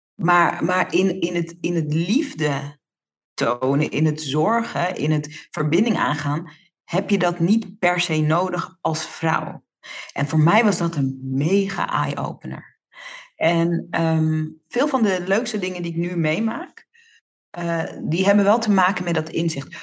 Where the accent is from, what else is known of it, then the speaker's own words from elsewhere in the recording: Netherlands; Ik ben in Nederland geboren, maar ik ben natuurlijk opgegroeid in Nederland, maar in de Surinaamse cultuur.